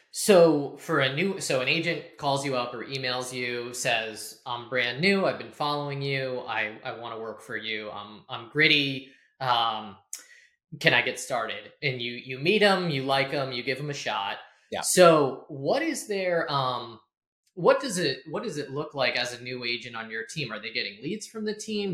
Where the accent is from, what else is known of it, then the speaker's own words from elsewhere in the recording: Burke, Virginia, United States; I grew up in Burke, Virginia